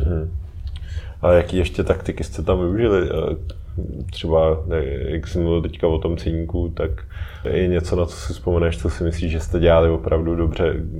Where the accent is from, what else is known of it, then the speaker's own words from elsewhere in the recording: Czechia; u nás v Čechách